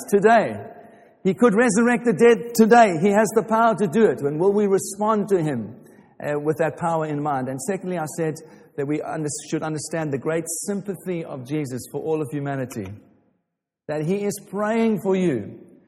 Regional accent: Watford, East of England, United Kingdom; I'm from Watford

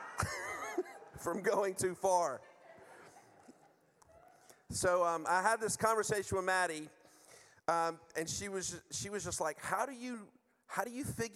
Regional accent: United States; moved away; I'm from the U.S.

